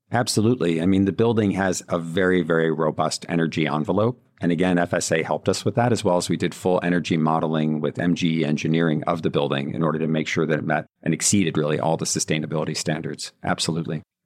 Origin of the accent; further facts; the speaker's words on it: Buffalo, New York, United States; now in New York City, United States; I'm going back to Buffalo and doing work there now to bring back my hometown